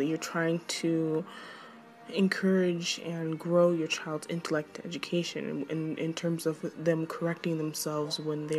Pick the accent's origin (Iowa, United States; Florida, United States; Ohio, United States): Florida, United States; I grew up in Florida. I was in Florida.